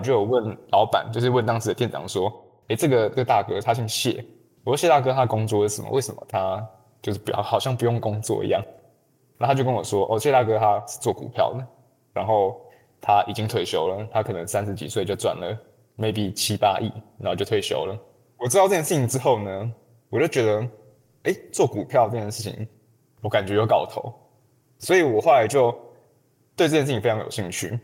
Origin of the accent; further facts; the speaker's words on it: Taiwan; 我从台湾来